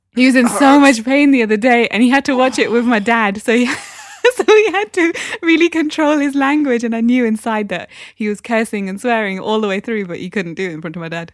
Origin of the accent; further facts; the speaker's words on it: Newcastle upon Tyne, North East England, United Kingdom; accent: Geordie; moved away; I'm from Newcastle